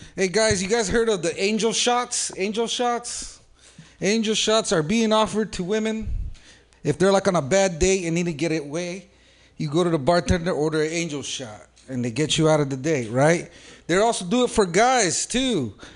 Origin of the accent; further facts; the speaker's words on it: San Jose, California, United States; I'm from San Jose